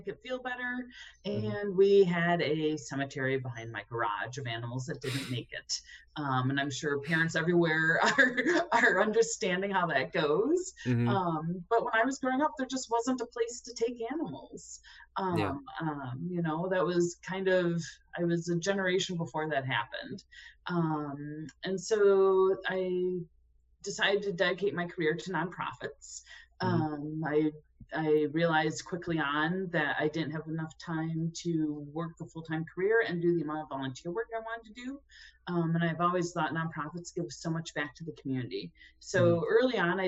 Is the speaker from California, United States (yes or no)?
no; Chicago, Illinois, United States; also born or lived in northeastern Wisconsin; now in Minnesota, United States; I'm from Chicago, but my mom's family is from northeastern Wisconsin, kind of over by the UP